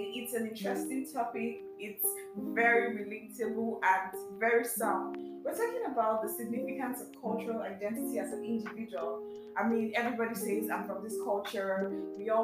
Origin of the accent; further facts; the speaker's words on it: Lagos, Nigeria; I live in Lagos, I grew up in Lagos.